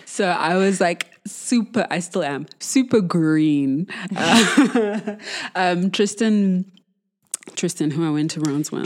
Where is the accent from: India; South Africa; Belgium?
South Africa; Johannesburg, Gauteng; I'm from Joburg, obviously, born and bred